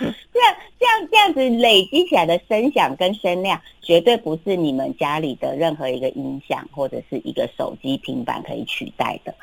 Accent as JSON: {"language": "Chinese", "region": "Kaohsiung", "country": "Taiwan", "tie": "born or raised there", "said": "因为我在高雄长大"}